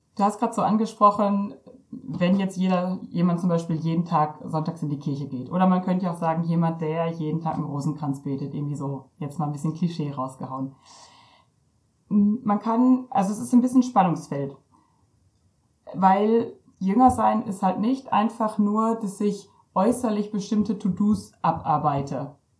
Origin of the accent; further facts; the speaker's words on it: Ostwestfalen-Lippe, North Rhine-Westphalia, Germany; ich komme aus Ostwestfalen-Lippe